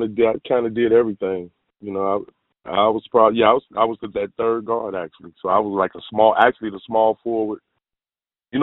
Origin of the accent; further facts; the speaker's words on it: Chicago, Illinois, United States; I grew up in Inglewood community, probably one of the worst